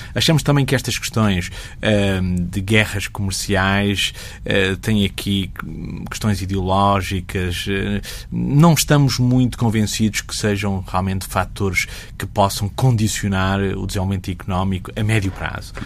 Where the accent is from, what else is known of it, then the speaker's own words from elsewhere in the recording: Portugal; eu sou português